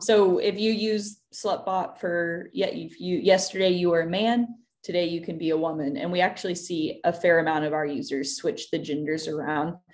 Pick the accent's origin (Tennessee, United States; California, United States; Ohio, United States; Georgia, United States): Tennessee, United States; I grew up in Tennessee